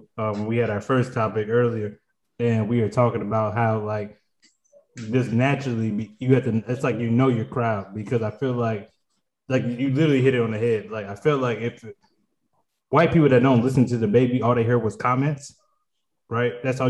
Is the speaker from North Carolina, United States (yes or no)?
yes; Charlotte, North Carolina, United States; I'm from Charlotte. So he messed around and was involved with a murder in Walmart in Charlotte.